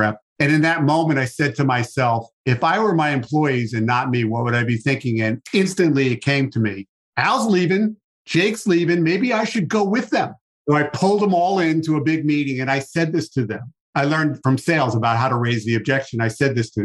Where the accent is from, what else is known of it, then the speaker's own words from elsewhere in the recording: New York City, New York, United States; I'm from New York